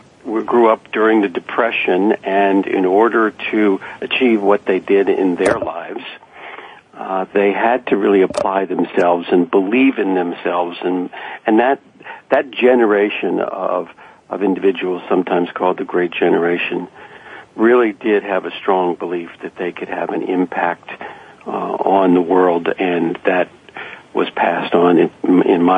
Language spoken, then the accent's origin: English; Washington, D.C. area, Virginia, United States; I grew up in Arlington, Alexandria, and Fairfax